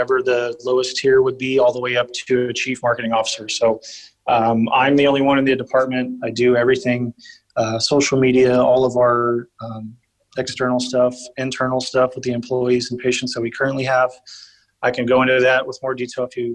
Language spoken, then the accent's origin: English; New Braunfels, Texas, United States; also born or lived in San Marcos, Texas / San Antonio, Texas; I was born and raised in New Braunfels, Texas